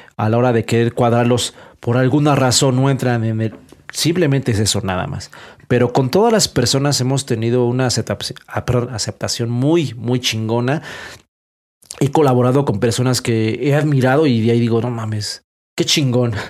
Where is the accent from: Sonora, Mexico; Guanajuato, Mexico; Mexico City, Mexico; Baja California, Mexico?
Mexico City, Mexico; Aragón; de Aragón